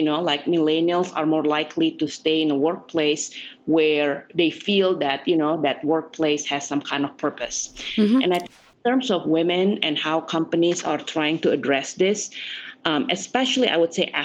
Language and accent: English; Jakarta, Indonesia; now in United States; I was born and raised in Jakarta.